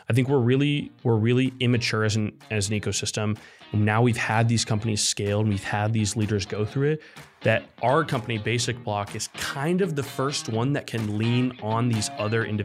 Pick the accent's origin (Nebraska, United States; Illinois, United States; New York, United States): Nebraska, United States; yeah I'm from Nebraska and what we have is corn, college football, and trucks.